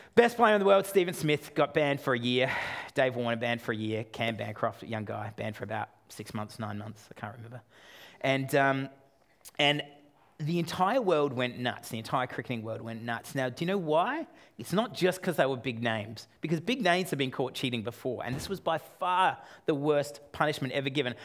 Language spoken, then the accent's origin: English; Australia; I'm Australian